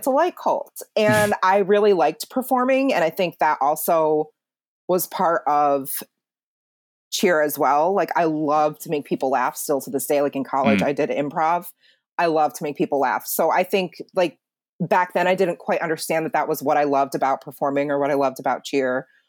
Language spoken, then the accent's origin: English; South Chungcheong, South Korea; And I'm from Chungcheongnam-do in Chungnam province.